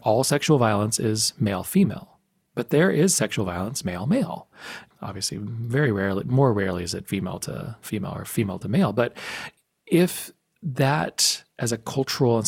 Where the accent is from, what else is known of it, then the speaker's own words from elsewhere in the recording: El Paso, Texas, United States; I grew up in El Paso, Texas